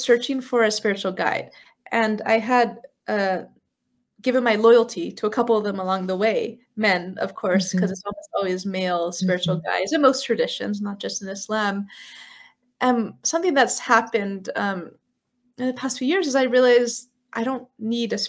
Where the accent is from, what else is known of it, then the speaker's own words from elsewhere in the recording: San Francisco, California, United States; moved away as an adult; I grew up in San Francisco, California